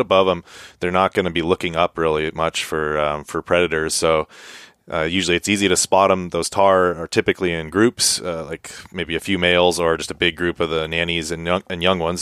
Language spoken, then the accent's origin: English; Montana, United States; now in Alaska, United States; growing up in Montana